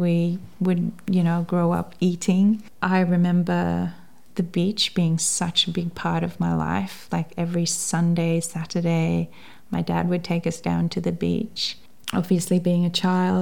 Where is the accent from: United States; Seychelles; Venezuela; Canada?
Seychelles; first language English; now in Tasmania, Australia; I grew up on the main island, which is Mahé